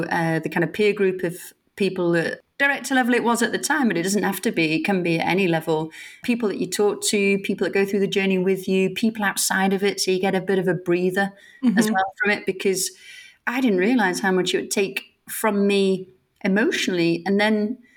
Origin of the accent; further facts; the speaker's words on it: Sheffield, Yorkshire and the Humber, United Kingdom; I was brought up in Sheffield